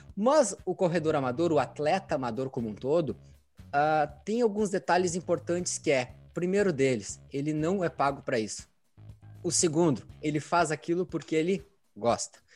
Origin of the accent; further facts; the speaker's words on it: Santa Maria, Rio Grande do Sul, Brazil; nós aqui somos interior do Rio Grande do Sul, Santa Maria